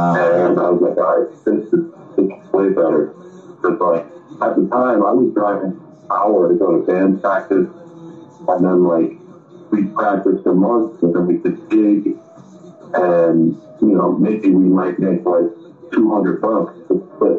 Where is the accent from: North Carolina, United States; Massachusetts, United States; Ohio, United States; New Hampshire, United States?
Massachusetts, United States; Boston; I am from Boston